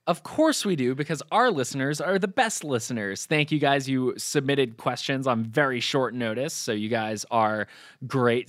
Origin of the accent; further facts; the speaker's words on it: New Hampshire, United States; I grew up in New Hampshire